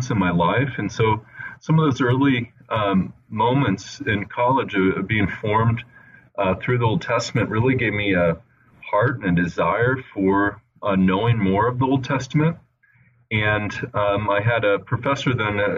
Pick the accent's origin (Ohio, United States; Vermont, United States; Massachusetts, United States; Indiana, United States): Indiana, United States; Indianapolis; also born or lived in California / Italy; now in Wheaton, United States; I grew up mostly in the Midwest in Indiana, but I was born in California and spent a little bit of time in Italy with my family. And then we ended up settling for the most part in the Indianapolis area.